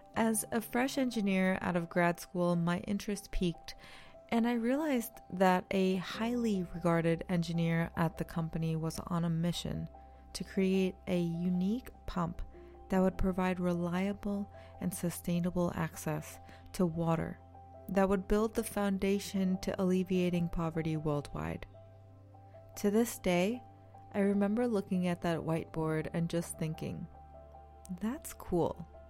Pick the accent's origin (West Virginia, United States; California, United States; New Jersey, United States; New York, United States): New York, United States; moved away; I'm originally from New York